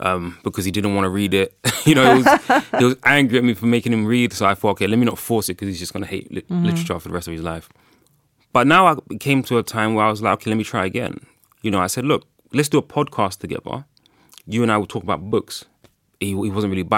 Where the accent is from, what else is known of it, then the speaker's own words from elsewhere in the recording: Ghana; obviously I'm from Ghana